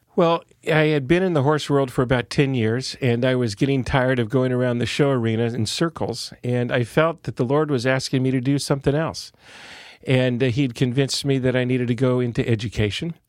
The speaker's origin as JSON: {"language": "English", "town": "Santa Cruz", "region": "California", "country": "United States", "tie": "born or raised there", "said": "I was born in Santa Cruz, California, the original hippieville of California."}